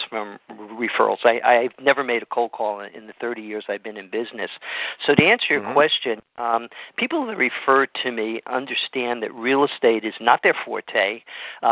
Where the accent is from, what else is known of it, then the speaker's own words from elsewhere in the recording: Stamford, Connecticut, United States; moved away as an adult; now in California, United States; a friend of mine who I grew up with back in Stamford, Connecticut